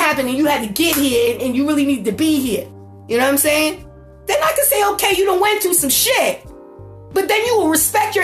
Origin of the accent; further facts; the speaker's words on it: United States; I'm black and I'm fucking beautiful and I'm fucking American